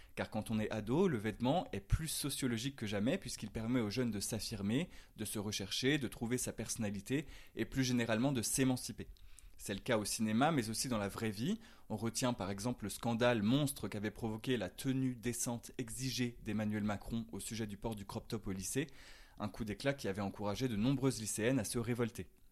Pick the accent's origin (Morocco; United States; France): France; accent: French; mon French accent